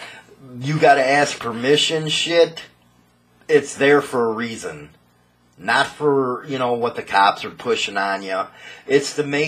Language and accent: English; Chicago, Illinois, United States; I grew up in Chicago